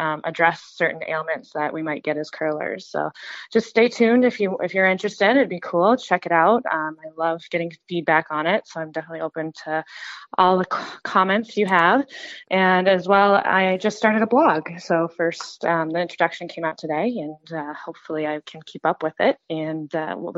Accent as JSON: {"language": "English", "region": "Alaska", "country": "United States", "tie": "born or raised there", "moved": "yes", "lives_now": "Minnesota, United States", "said": "Growing up in Alaska"}